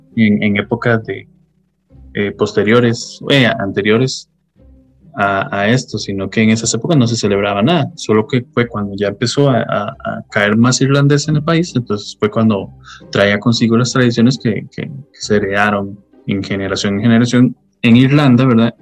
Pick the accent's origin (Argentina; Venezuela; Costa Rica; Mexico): Costa Rica; los que somos costarricenses